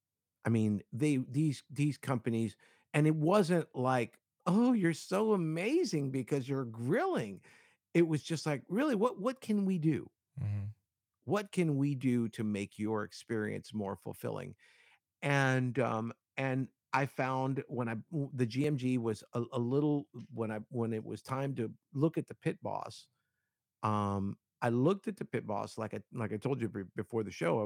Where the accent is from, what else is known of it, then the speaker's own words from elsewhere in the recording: Cuba; I'm Hispanic. I'm Cuban, and I was raised and in the Latino community